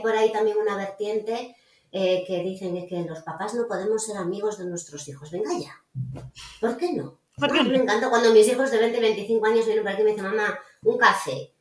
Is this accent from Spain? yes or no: yes; Galicia, Spain; soy gallega